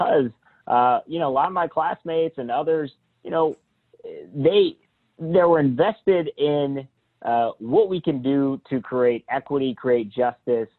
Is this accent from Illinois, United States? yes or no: no; Columbus, Ohio, United States; I grew up in central Ohio, just right here in Columbus, a little closer to Worthington area